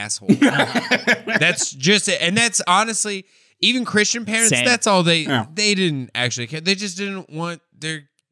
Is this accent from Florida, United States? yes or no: no; Denver, Colorado, United States; I grew up in Denver, Colorado